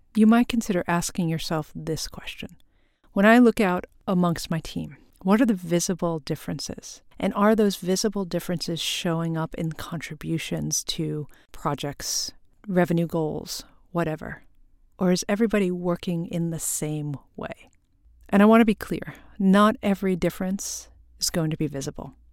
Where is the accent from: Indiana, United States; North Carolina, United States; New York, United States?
New York, United States; Long Island; also born or lived in Korea; I was born in Korea and adopted to a white family on Long Island, and I grew up in primarily white Christian neighborhoods